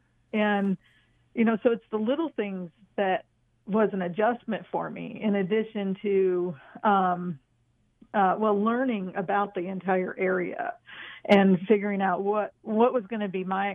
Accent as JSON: {"language": "English", "region": "East Coast", "country": "United States", "said": "since I'm from the East Coast and the desert was a foreign environment to me"}